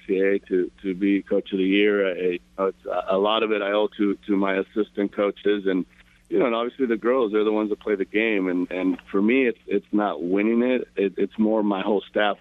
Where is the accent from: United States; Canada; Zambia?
United States; Paramount, California; I grew up in Paramount. I'm a local kid, about 20 miles from downtown Los Angeles